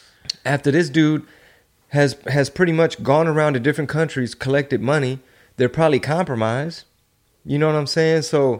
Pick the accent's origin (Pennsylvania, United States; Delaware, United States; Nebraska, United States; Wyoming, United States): Delaware, United States; I'm from Delaware.